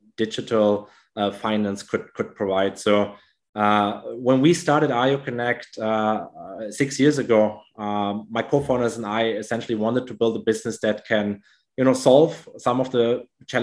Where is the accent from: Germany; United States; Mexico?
Germany; moved away as an adult; now in Indonesia; I grew up in Germany.